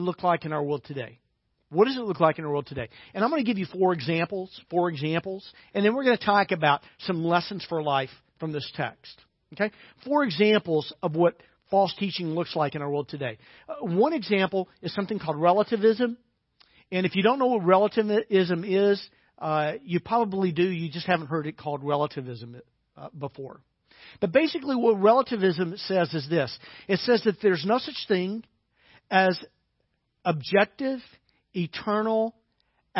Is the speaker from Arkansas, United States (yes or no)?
yes; Little Rock, Arkansas, United States; when I was growing up in Little Rock